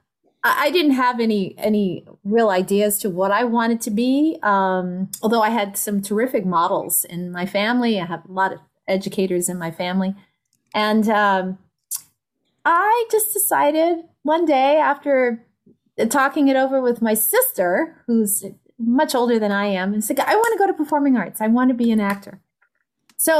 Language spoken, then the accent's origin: English; New York City, New York, United States; moved away as an adult; now in San Francisco Bay Area, United States; I was born in the Bronx. Woo woo. And raised